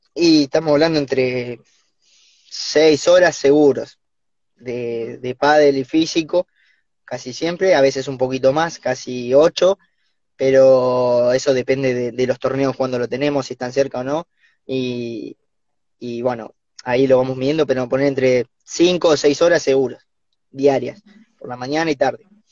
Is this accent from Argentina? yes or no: yes; Olavarría, Buenos Aires Province, Argentina; moved away; somos de Olavarría, Bolívar, y Cruz del Eje